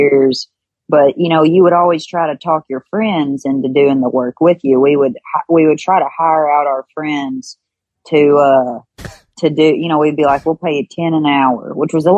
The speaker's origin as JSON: {"language": "English", "region": "Kentucky", "country": "United States", "tie": "born or raised there"}